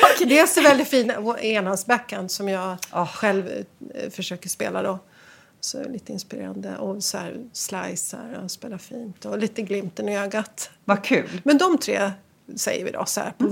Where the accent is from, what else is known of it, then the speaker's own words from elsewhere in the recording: Västerås, Västmanland, Sweden; moved away as an adult; Jag Växte upp i Västerås Fridens Tennisklubb